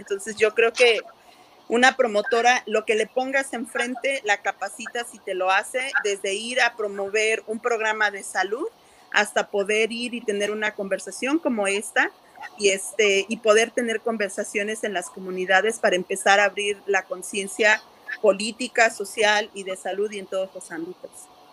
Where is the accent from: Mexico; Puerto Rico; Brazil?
Mexico; moved away as an adult; now in Santa Ana, United States; soy mexicana, soy promotora con Latinos Hot Access